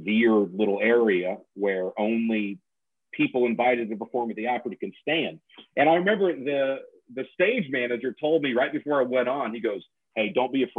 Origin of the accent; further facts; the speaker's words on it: Nashville, Tennessee, United States; my hometown, so I had a lot of family and friends there